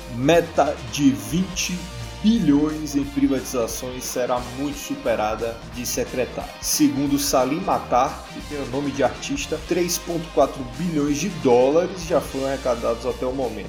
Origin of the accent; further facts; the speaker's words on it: Brazil; sendo brasileiro